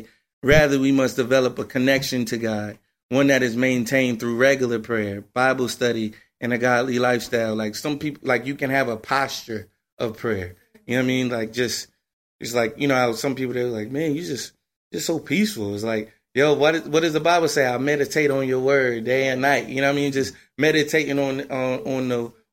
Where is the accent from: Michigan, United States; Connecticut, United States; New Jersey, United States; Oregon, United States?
New Jersey, United States; I'm from Jersey